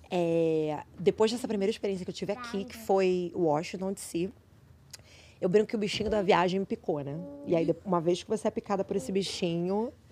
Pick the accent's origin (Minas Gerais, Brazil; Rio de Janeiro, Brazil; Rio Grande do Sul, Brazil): Rio de Janeiro, Brazil; Sou do Rio.